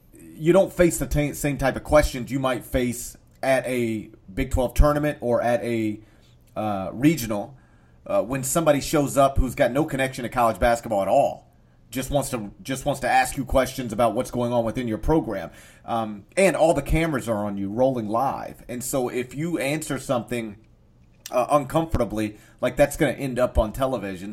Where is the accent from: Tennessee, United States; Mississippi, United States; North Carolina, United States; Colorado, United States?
Mississippi, United States; North; I'm from North Mississippi.